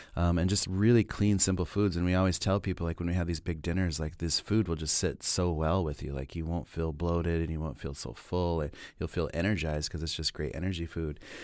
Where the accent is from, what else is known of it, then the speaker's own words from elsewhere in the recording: Pine Ridge, South Dakota, United States; moved away as an adult; also born or lived in Minneapolis; growing up on Pine Ridge and being, you know, a member of the Oglala Lakota